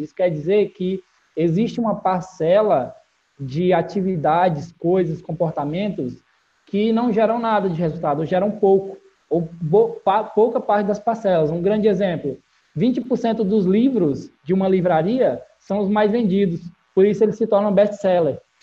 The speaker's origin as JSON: {"language": "Portuguese", "town": "Barbalha", "region": "Ceará", "country": "Brazil", "tie": "born or raised there", "said": "eu venho de uma cidade do interior do, do Ceará chamada Barbalha, é a cidade que eu vivi a maior parte da minha vida."}